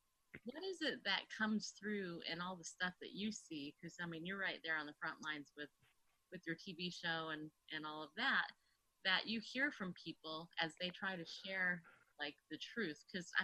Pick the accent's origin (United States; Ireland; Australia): United States; I was raised in America, but I don't really know the history of America.